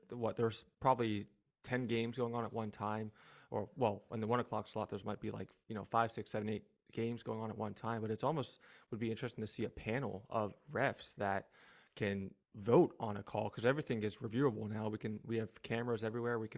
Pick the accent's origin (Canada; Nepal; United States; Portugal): United States; Philadelphia, Pennsylvania; I'm from Philadelphia